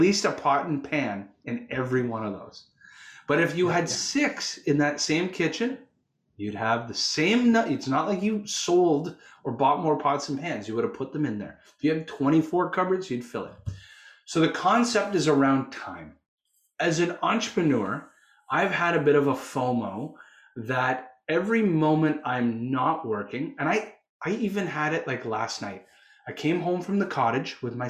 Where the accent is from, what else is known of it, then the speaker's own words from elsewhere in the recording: Canada; I'm a Canuck. I'm Canadian.